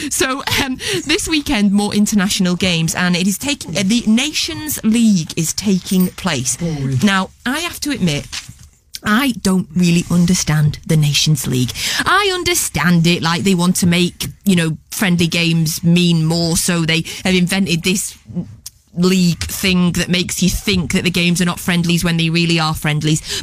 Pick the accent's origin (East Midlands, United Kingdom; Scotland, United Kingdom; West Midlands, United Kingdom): Scotland, United Kingdom; I am Scottish